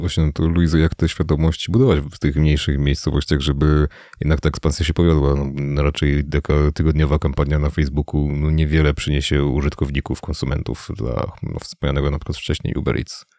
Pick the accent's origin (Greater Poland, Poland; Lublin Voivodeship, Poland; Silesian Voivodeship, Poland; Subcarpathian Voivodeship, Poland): Subcarpathian Voivodeship, Poland; Mielec; pochodzę z Mielca, to jest stosunkowo niewielkie miasto na tle Polski